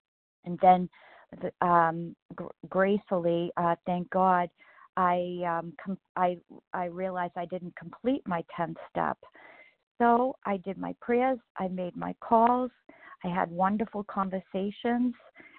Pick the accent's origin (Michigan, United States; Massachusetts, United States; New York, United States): Massachusetts, United States